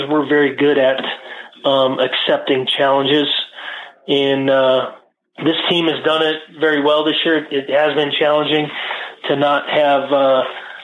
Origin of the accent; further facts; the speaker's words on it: Great Falls, Montana, United States; moved away as an adult; also born or lived in Iowa / Colorado Springs; growing up in Great Falls, Montana